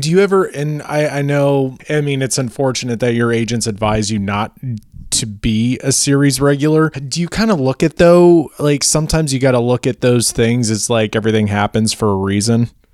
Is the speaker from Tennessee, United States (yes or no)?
no; Naperville, Illinois, United States; moved away; also born or lived in Los Angeles; I'm originally from Naperville